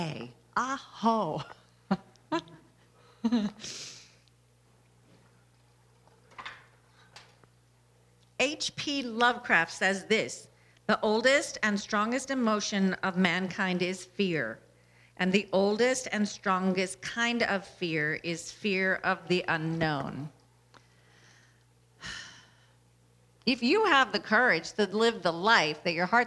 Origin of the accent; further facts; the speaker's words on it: Louisiana, United States; I was born in Louisiana